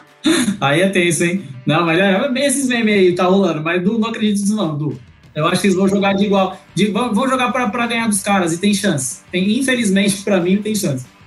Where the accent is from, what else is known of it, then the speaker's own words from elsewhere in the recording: Brazil; como brasileiro que sou, enfim, sul-americano